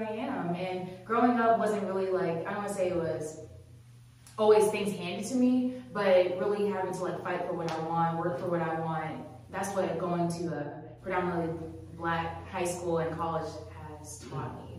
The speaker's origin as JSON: {"language": "English", "town": "Charlotte", "region": "North Carolina", "country": "United States", "tie": "born or raised there", "also_born_or_lived": "Brooklyn, New York", "moved": "as an adult", "lives_now": "Greensboro, United States", "said": "from Charlotte, North Carolina. That's where I grew up."}